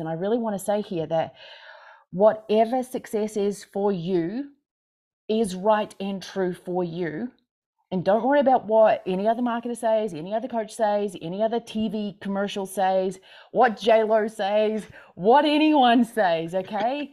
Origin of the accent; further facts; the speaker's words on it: Christchurch, Canterbury, New Zealand; now in Montana, United States; I'm from Christchurch, New Zealand. I currently am in Montana